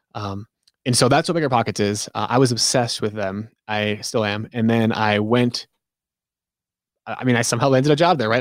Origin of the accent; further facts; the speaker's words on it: New England, United States; I'm from New England